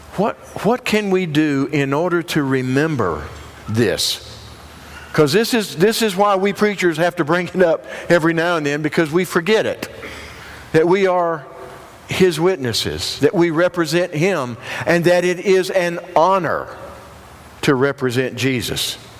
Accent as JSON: {"language": "English", "town": "Union", "region": "South Carolina", "country": "United States", "said": "I'm from the upstate South Carolina. I'm from Union"}